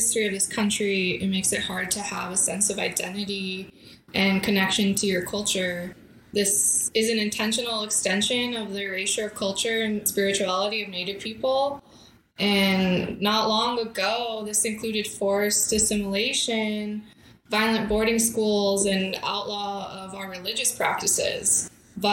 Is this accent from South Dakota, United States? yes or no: yes; Yankton Sioux Reservation, South Dakota, United States; also born or lived in Oregon / Southwest United States (Tucson area, Arizona); now in Arizona, United States; I grew up on a small reservation in South Dakota along the Missouri River